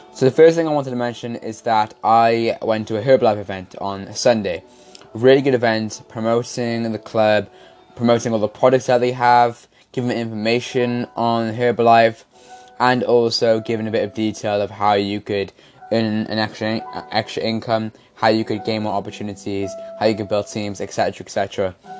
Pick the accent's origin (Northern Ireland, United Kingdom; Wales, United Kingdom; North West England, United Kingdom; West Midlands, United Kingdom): Wales, United Kingdom; You can definitely tell I'm Welsh